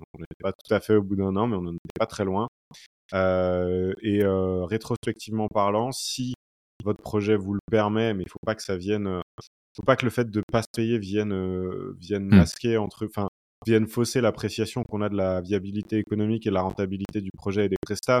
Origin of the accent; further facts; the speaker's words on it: Brittany, France; moved away as an adult; also born or lived in Paris; je suis originaire de, de Bretagne et ma compagne aussi